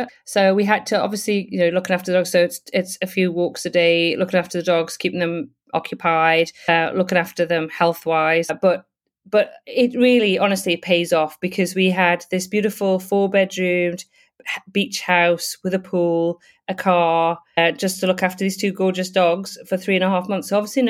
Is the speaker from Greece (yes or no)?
no; United Kingdom; moved away as an adult; now in Brisbane, Australia; I'm originally from the UK, though I have lived all over the world, so I will just say that. I am British and now Australian because I have Australian citizenship.